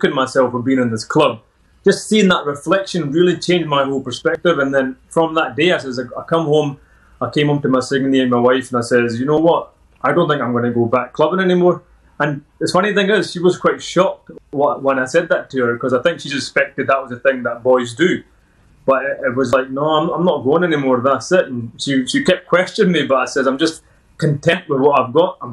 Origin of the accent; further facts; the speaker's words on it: Edinburgh, Scotland, United Kingdom; accent: Scottish; I was born in Edinburgh, local lad, and born in a Sikh family